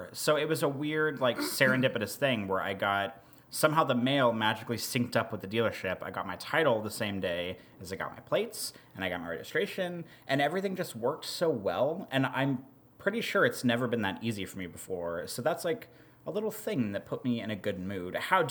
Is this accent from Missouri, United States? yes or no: yes; Missouri, United States; also born or lived in Nebraska; growing up in the Midwest, when I was in Missouri and whenever I was in Nebraska